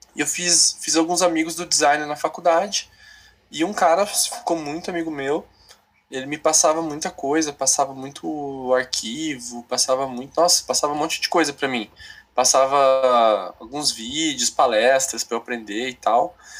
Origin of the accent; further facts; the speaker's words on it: Paraná, Brazil; moved away as an adult; also born or lived in São Paulo / Porto Alegre; now in Cascavel, Brazil; nasci em São Paulo, fui criado no Paraná